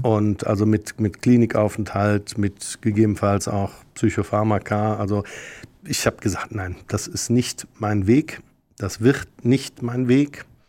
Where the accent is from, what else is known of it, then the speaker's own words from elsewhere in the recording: Rhineland, Germany; als Rheinländer